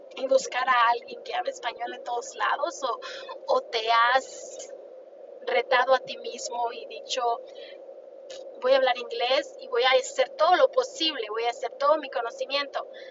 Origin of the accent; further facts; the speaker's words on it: Mexico; moved away; yo soy una mujer hispana, soy mexicana